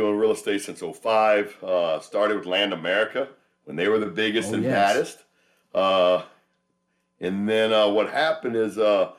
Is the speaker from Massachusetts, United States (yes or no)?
no; Dallas, Texas, United States; now in Las Vegas, United States; I'm a Dallas guy because I was born and raised in Oak Cliff, right?